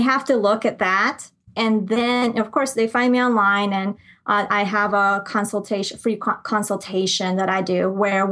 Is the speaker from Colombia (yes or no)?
yes; Colombia; moved away; I grew up in Colombia. I'm from Colombia. So I grew up there part of the time